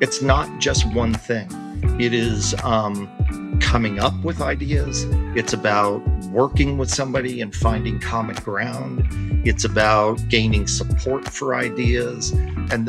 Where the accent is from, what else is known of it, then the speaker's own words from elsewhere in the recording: Florida, United States; I'm from Florida